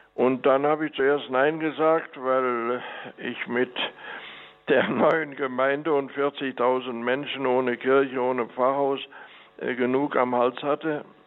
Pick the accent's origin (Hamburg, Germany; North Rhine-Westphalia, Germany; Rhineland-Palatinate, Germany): North Rhine-Westphalia, Germany; Mönchengladbach; moved away as an adult; now in La Paz, Bolivia; Auf dem Böckelberg in Mönchengladbach bin ich groß geworden und äh, das ist also meine Heimat